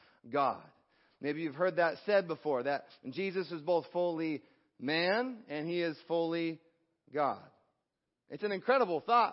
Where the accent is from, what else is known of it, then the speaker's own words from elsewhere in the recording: United States; I'm American